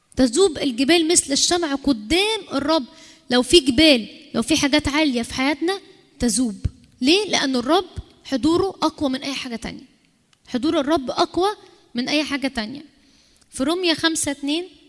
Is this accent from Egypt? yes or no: yes; Egypt